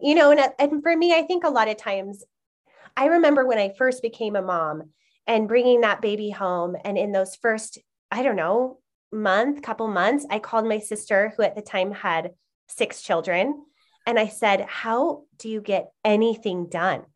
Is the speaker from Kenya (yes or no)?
no; Utah, United States; I've been born and raised in Utah.